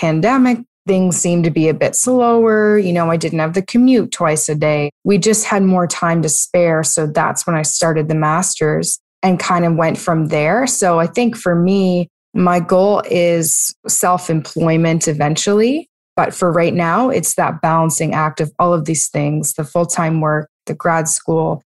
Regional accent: Halifax, Nova Scotia, Canada; I am from Halifax, Nova Scotia, which is in Canada.

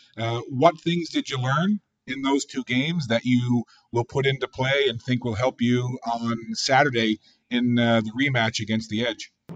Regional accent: Newfoundland and Labrador, Canada; accent: Newfoundland; I'm originally from Newfoundland and Labrador

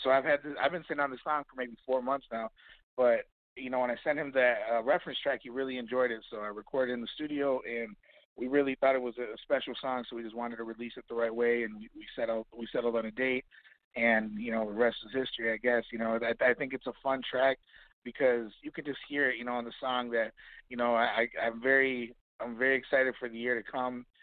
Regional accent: Kenosha, Wisconsin, United States; now in Chicago, United States; doing local talent shows in my hometown of Kenosha, Wisconsin.

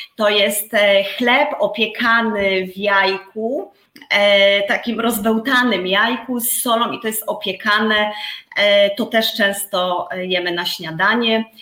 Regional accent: Poland; moved away as an adult; now in Bulgaria; ja wychowałam się na wsi

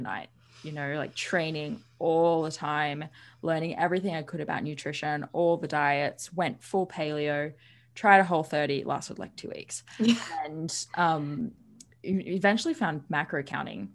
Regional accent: Sydney, New South Wales, Australia; I grew up in Sydney, Australia

